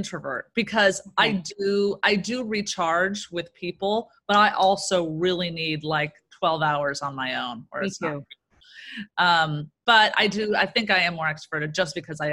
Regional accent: Orange County, California, United States; also born or lived in Chicago; now in Los Angeles, United States; I'm from Orange County originally.

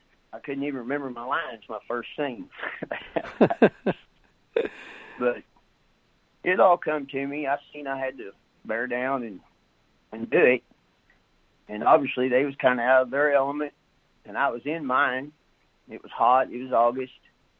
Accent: the Ozarks, United States; I was raised in the Ozarks.

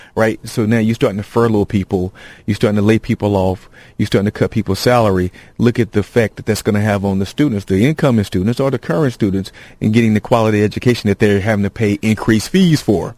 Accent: Gainesville, Georgia, United States; in Gainesville, my hometown

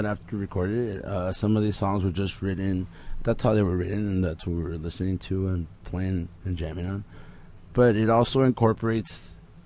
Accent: Los Angeles, California, United States; we're from East

